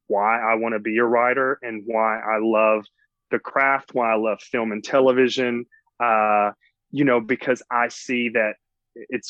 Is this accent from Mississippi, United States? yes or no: yes; Mississippi Delta, United States; accent: Southern; also born or lived in Los Angeles, United States; now in Atlanta, United States; I grew up in a very, very small town in the South, in the Mississippi Delta.